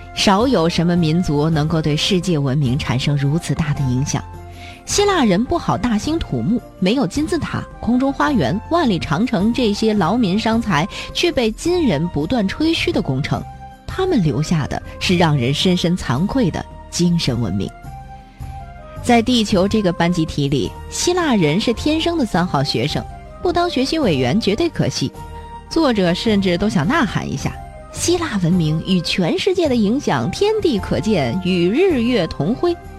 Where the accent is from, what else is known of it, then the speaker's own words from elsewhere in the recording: China; 我们中国人